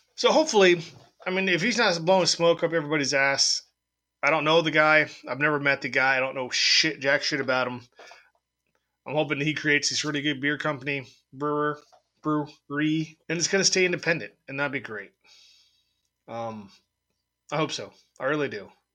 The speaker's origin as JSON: {"language": "English", "town": "San Diego", "region": "California", "country": "United States", "said": "I'm from San Diego, so I, I watched the Padres"}